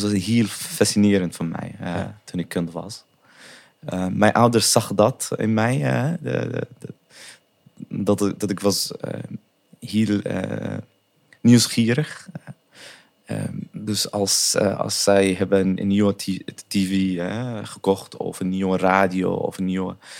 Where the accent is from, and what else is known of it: Sanaa, Amanat Al Asimah, Yemen; born or raised there; Dutch is a second language; moved away as an adult; also born or lived in Saudi Arabia / Taiz; now in Netherlands